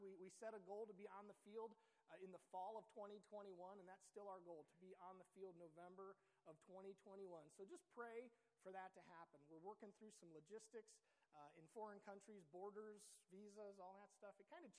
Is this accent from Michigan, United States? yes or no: no; Ohio, United States; We're from Ohio.